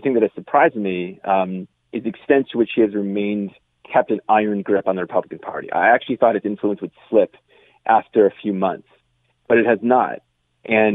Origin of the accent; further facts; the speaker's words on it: United States; as an American